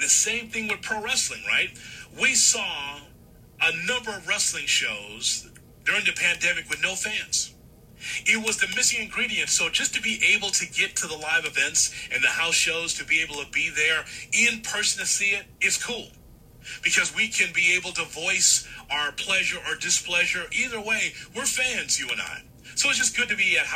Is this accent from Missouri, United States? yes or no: no; Chicago, Illinois, United States; I grew up in Chicago in the territory days